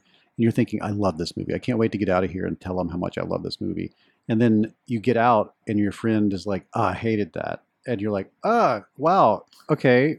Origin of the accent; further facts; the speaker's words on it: Deep South of the United States, United States; where I grew up in the Deep South of the United States